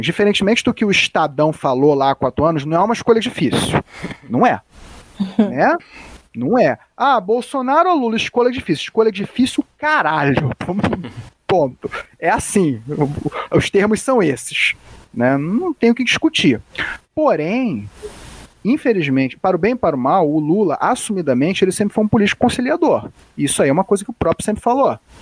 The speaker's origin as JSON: {"language": "Portuguese", "region": "Rio de Janeiro", "country": "Brazil", "said": "Eu sou aqui do Rio de Janeiro"}